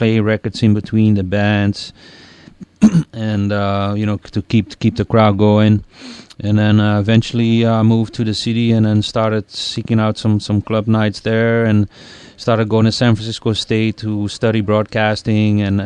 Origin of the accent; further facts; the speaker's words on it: Belgium; moved away; when I was a little kid growing up in Belgium